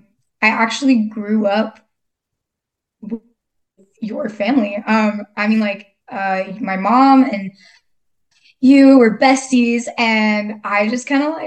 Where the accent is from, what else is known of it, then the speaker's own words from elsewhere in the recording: Texas, United States; But yeah, so I am from Texas. I've kind of lived all over, crazy story.